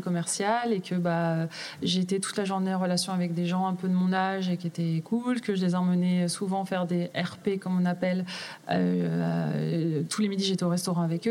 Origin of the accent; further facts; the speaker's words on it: Grenoble, Auvergne-Rhône-Alpes, France; moved away as an adult; also born or lived in Manchester / Paris / Lille; je suis grenobloise de base. donc j'ai quitté Grenoble